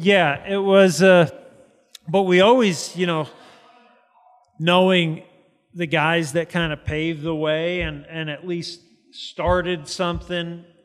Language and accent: English; New Jersey, United States; moved away as an adult; growing up in Jersey